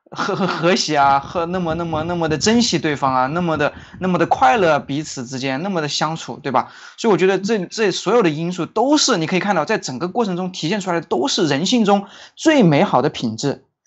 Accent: China; moved away as an adult; now in Singapore; 我们作为中国人

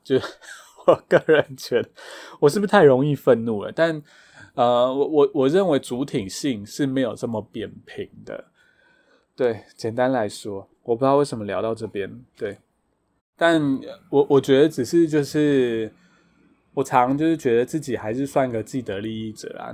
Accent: Taitung County, Taiwan; 我个人没有在部落长大，但是我是台东人

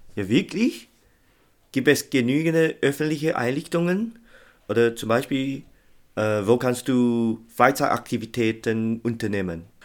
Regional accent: Taiwan; als eine Taiwanese muss ich schon viele feste Eindrücke von meiner Heimat haben

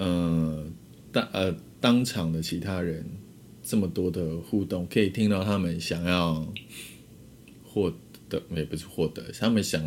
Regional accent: Pingtung County, Taiwan; 回我的故乡，

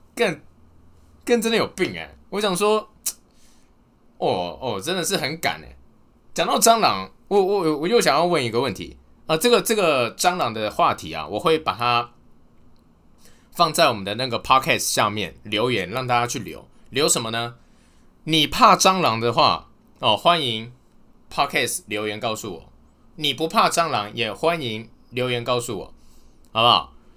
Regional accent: Taipei, Taiwan; moved away as an adult; also born or lived in Chiayi; 因为我是台北人啊，我台北一直到大学的时候，大学的时候是到嘉义市，呃，嘉义这边念书

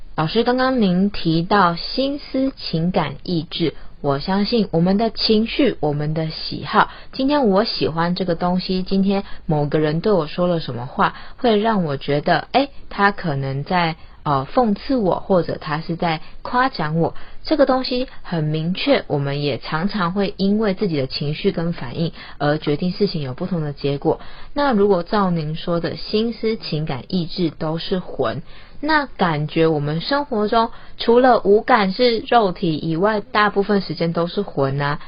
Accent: Taiwan; 像我们台湾人，我们讲中文

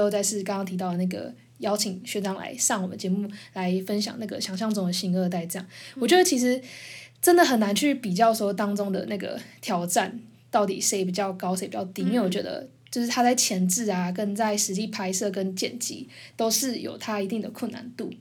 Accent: Taiwan; 你是在台湾就是土生土长

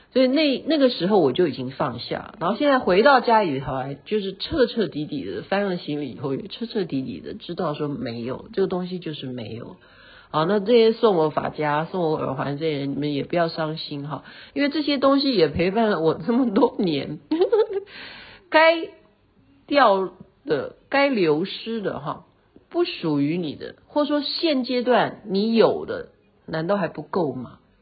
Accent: Taiwan; 像我们是在台湾长大的，我们就不习惯嘛

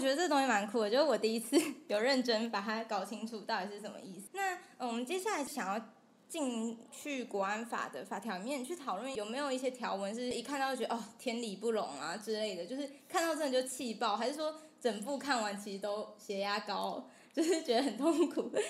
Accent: Taiwan; 我身为台湾人

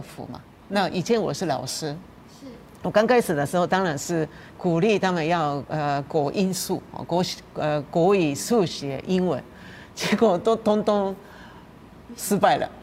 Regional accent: Japan; Chinese is a second language; now in Taiwan; 日本人是一种， 一种亚洲人

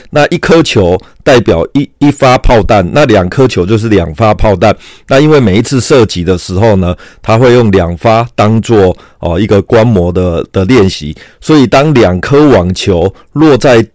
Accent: Kaohsiung, Taiwan; 因为我是高雄人，所以我对高雄很熟

